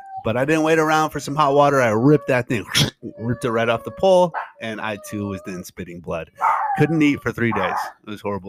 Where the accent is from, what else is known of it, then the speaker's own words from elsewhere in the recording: Midwest, United States; I grew up in the Midwest.